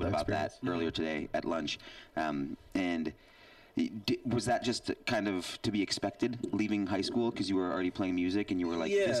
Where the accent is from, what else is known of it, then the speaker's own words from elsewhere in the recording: Seattle, Washington, United States; now in New York, United States; No, I'm from Seattle, dude